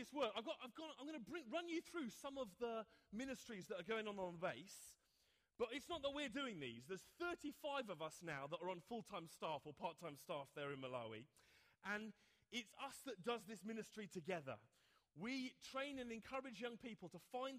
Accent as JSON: {"language": "English", "region": "England", "country": "United Kingdom", "said": "me, an Englishman"}